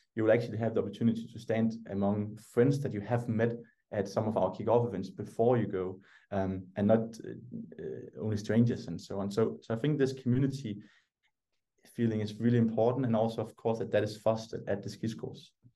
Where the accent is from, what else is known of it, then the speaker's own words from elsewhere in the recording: Denmark; English is a second language; I was the only Danish person